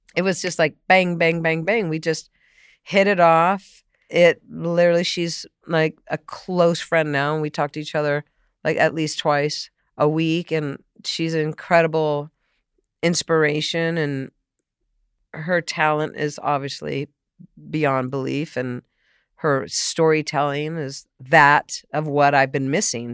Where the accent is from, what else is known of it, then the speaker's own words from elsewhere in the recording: San Diego, California, United States; also born or lived in Boston; I grew up in San Diego